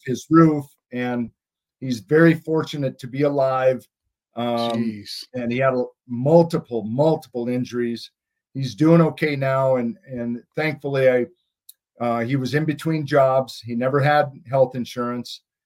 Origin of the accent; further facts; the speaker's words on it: Montana, United States; I'm from Montana